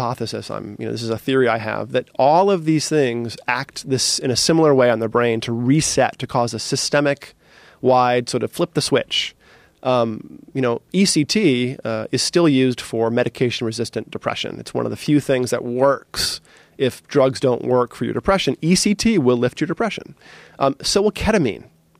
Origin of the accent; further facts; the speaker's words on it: East Coast, United States; But you know, I grew up as like on the East Coast as a hard nosed, you know, East Coaster.